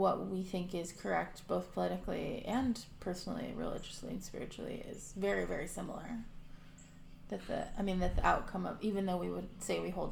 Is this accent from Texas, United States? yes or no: yes; Texas, United States; growing up in Texas, attending a Baptist church